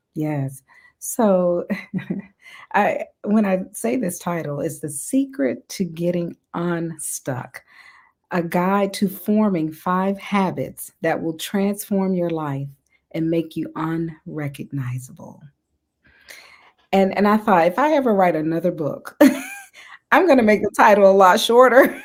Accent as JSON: {"language": "English", "region": "Mississippi", "country": "United States", "tie": "born or raised there", "said": "I'm from the South, I'm from Mississippi, so I was raised"}